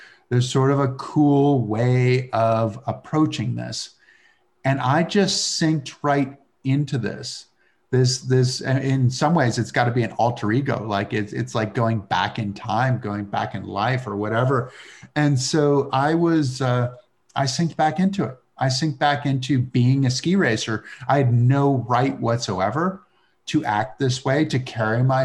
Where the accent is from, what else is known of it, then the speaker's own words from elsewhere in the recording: Massachusetts, United States; where I grew up in Massachusetts